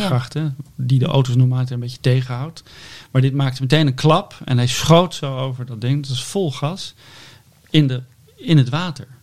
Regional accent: Netherlands; wij allemaal als Nederlander

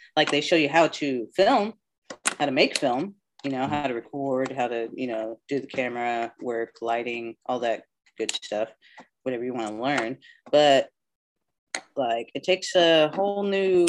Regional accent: Moore, Oklahoma, United States; also born or lived in New Jersey / San Diego; I started growing up in Moore. So I went to Central Junior High, Moore High School

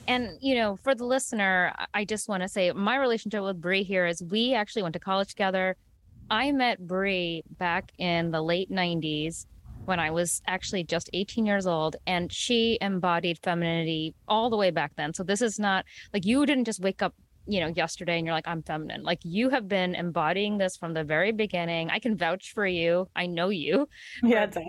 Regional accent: New York, United States; first generation Indian American, um, born and raised in the New York region

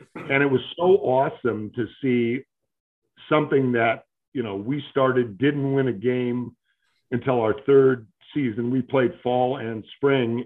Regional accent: Great Lakes Midwest, United States; moved away as an adult; also born or lived in Iowa / Buffalo, New York / Binghamton, New York / New York City; now in Deerfield, United States; I was born in Iowa, if you can believe it, and raised in what I would refer to as the Great Lakes Midwest.

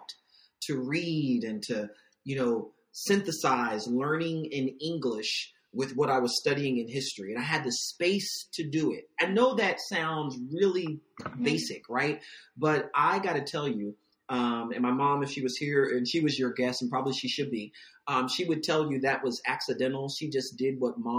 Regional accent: Virginia Beach, Virginia, United States; I'm from Virginia Beach

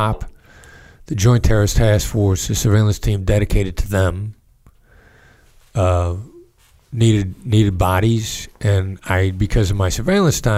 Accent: Mount Pleasant, Iowa, United States; moved away as an adult; also born or lived in Kansas City / Pittsburgh / New York; my hometown, Mount Pleasant, Iowa

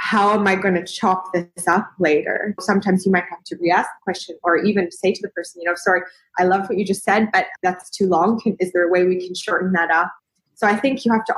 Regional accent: Western Canada, Canada; moved away as an adult; where I grew up in Canada, I was quite lucky that there was a journalism school in that city and it was known for being the best journalism school in Western Canada

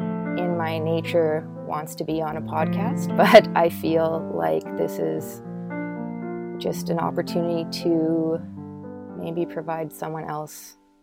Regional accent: Winnipeg, Manitoba, Canada; I'm from Winnipeg, Manitoba, Canada.

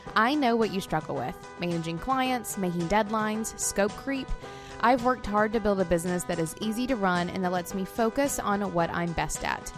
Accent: Florence, Alabama, United States; moved away; I was in Florence, like my hometown, Florence, Alabama

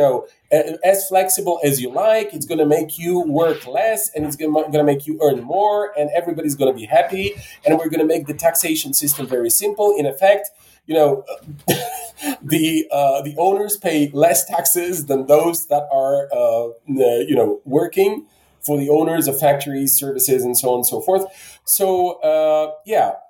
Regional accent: Bulgaria; now in Poland; I'm originally from Bulgaria. Now I live in Poland

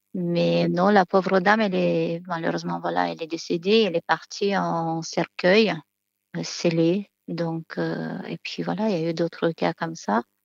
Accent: Moldova; moved away as an adult; now in France; Je viens de Moldavie

